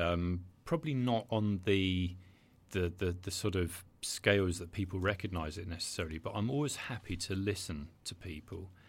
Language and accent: English; Brighton, South East England, United Kingdom; I'm Brighton, born and bred